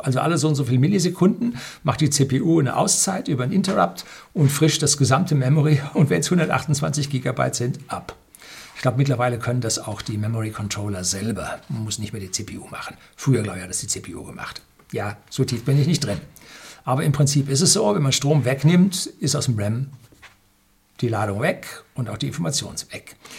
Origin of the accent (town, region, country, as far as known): Germany